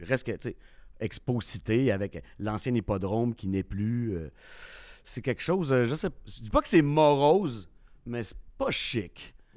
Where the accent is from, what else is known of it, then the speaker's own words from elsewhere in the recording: Quebec City, Quebec, Canada; je viens de Québec.